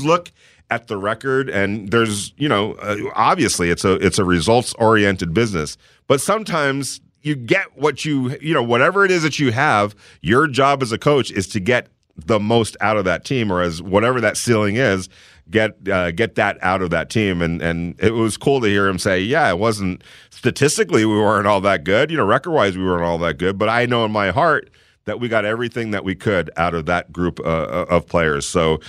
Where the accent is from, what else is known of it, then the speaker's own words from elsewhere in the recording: New York, United States; But man, there's something to be said about, yeah, I'm from New York.